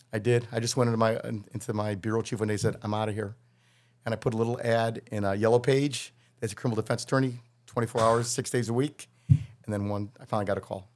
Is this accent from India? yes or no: no; Wilmette, Illinois, United States; moved away as an adult; also born or lived in Kansas; now in Chicago, United States; I grew up in Wilmette